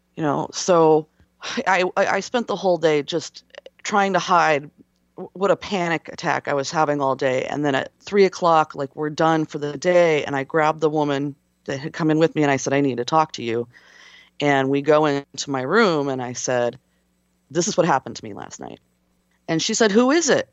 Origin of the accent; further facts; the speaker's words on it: West Coast, United States; I'm from the West Coast